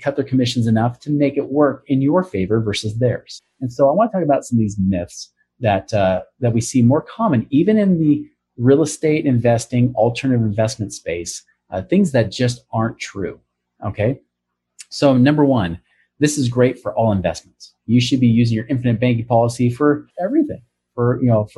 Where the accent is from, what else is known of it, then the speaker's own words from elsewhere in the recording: Oregon, United States; now in Utah, United States; my home state, Oregon